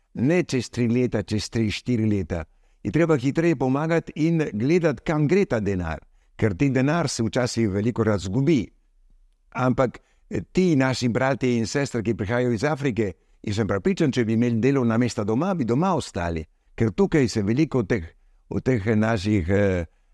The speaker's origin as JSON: {"language": "Slovenian", "country": "Argentina", "tie": "born or raised there", "also_born_or_lived": "Slovenia (ancestry)", "moved": "yes", "lives_now": "Madagascar", "said": "kljub temu, da sem rojen v Argentini, moj oče, moja mama je bila slovenca, torej sem tudi slovenc"}